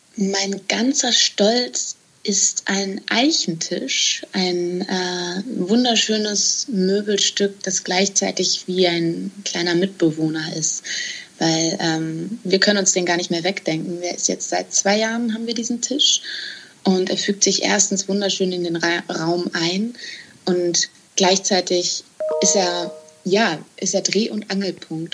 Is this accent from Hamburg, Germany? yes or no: yes; outskirts of Hamburg, Germany; ich bin auf dem Land aufgewachsen oder am Rande von Hamburg